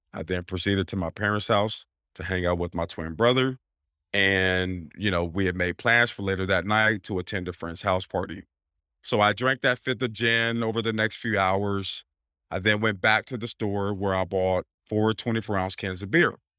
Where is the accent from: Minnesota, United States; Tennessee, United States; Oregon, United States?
Oregon, United States; Portland; moved away as an adult; now in Pennsylvania, United States; I'm born and raised in Portland, Oregon, so I've only been out here several months